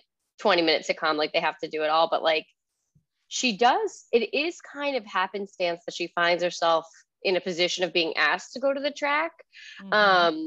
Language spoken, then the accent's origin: English; New Jersey, United States; I'm from New Jersey